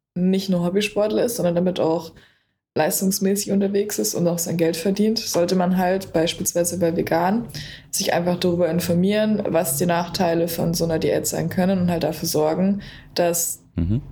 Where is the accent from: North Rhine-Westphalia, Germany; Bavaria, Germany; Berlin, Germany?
Berlin, Germany; ich komme aus Berlin